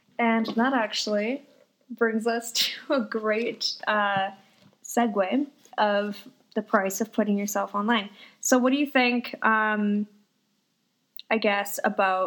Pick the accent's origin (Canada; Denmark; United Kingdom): Canada; Fort McMurray, Alberta; now in Calgary, Canada; I'm from Fort McMurray